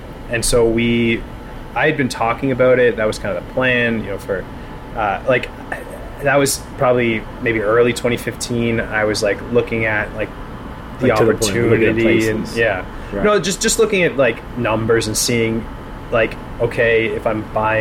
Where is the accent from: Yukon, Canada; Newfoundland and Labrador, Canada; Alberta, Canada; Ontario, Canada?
Ontario, Canada; Toronto; I'm originally from the West End